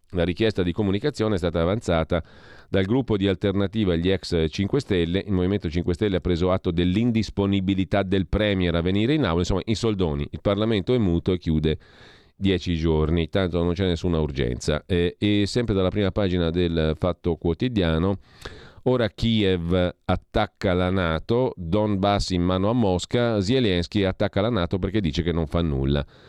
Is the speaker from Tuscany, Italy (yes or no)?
no; Lombardy, Italy; io sono lombardo